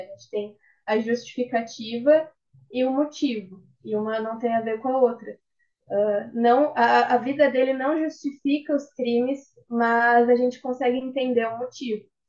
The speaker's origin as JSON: {"language": "Portuguese", "town": "Rio Grande", "region": "Rio Grande do Sul", "country": "Brazil"}